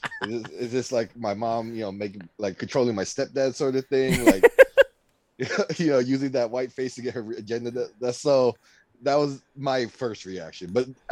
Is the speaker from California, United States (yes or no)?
yes; Stockton, California, United States; I'm not from the, I'm from Stockton. So I'm adjacent.